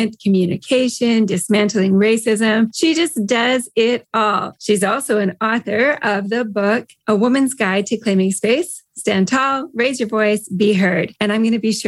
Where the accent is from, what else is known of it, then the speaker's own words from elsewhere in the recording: Canada; I'm a Canadian. We are known worldwide for being nice.